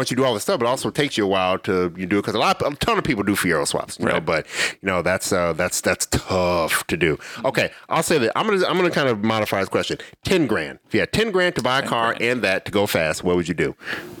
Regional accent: Illinois, United States; moved away; I'm from Illinois.

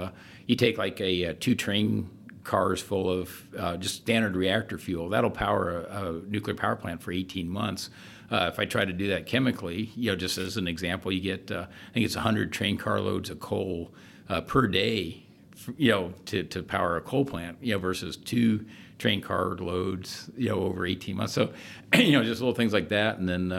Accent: Florida, United States; Growing up in Florida, of course, went to as many launches as I could, and really, really liked the space program.

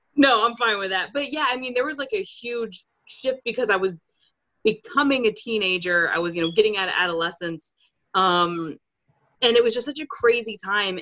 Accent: Maryland, United States; moved away as an adult; now in Pennsylvania, United States; I spent most of my life there

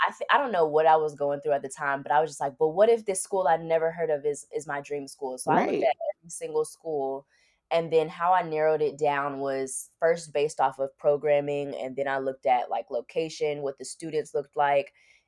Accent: Miami, Florida, United States; I'm also like from Miami, so I have family in rural areas, but I'm more comfortable around like city life.

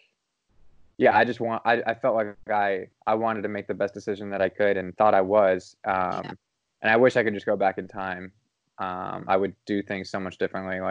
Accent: Ohio, United States; moved away as an adult; also born or lived in New York; now in Los Angeles, United States; I'm from Ohio

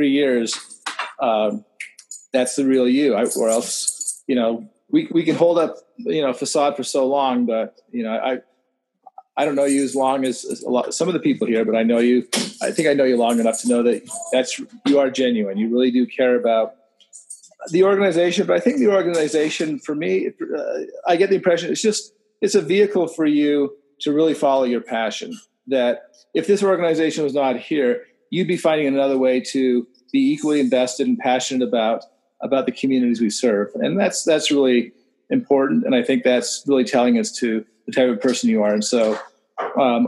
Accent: Montreal, Quebec, Canada; I'm from Montreal

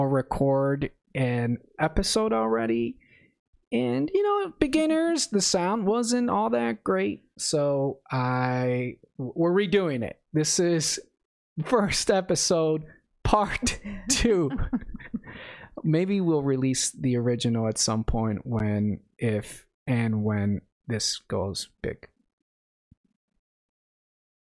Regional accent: northern suburbs of Chicago, Illinois, United States; moved away as an adult; also born or lived in Zacatecas, Mexico; now in Oklahoma, United States; I immigrated to this country when I was 5 and lived in the northern suburbs of Chicago my entire life

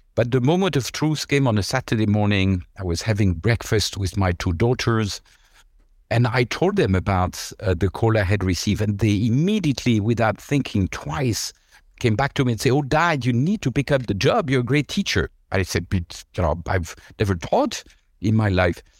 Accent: La Chaux-de-Fonds, Neuchâtel, Switzerland; moved away; also born or lived in Lausanne; in a city nobody has heard of apart from, uh, the Swiss. It's called La Chaux-de-Fonds.

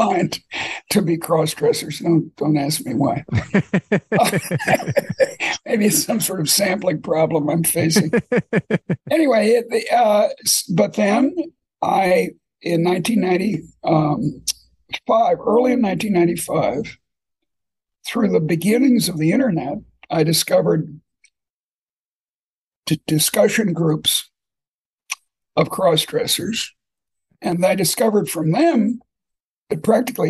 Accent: Boston, Massachusetts, United States; moved away; also born or lived in Iowa City; I grew up in Boston

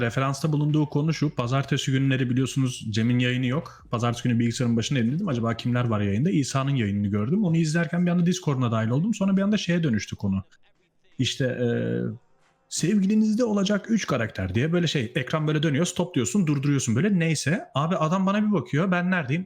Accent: Netherlands; also born or lived in Turkey; Hollanda'da yaşıyorum. 6 ay önce geldim. Ee, zaten Hollandalıyım. Aslında gelmedim yani geri döndüm. Hollandalıyım

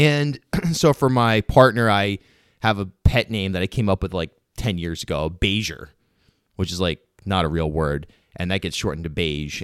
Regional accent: Rhode Island, United States; I grew up in rural Rhode Island, you know, I don't have a Southern accent

